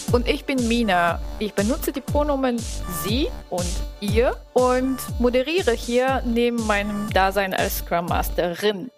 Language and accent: German; Bulgaria; now in Germany; ich komme aus Bulgarien